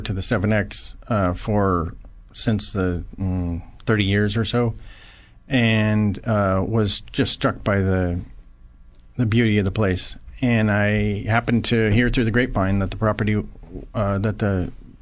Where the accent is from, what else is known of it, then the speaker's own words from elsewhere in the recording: Paso Robles, California, United States; I grew up in Paso Robles